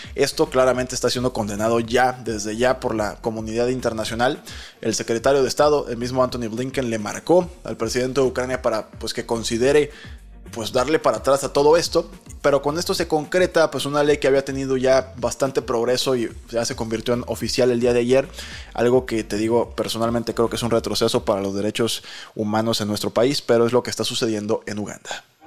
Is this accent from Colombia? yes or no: no; Mexico